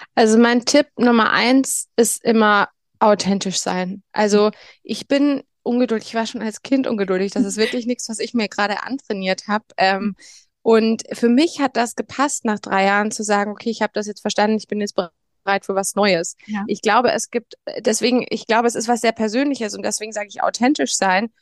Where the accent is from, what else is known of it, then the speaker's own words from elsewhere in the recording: Bamberg, Bavaria, Germany; geboren und aufgewachsen in Bamberg in, in Oberfranken